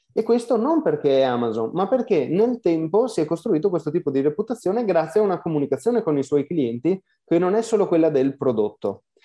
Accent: Veneto, Italy; dall'accento non si capisce, ma sono veneto

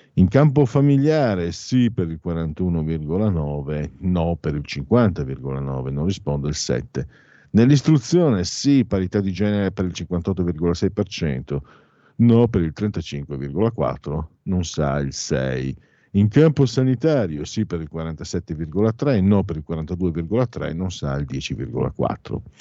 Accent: Italy; sono di origini veneto-friulane, anzi sono veneto-friulano

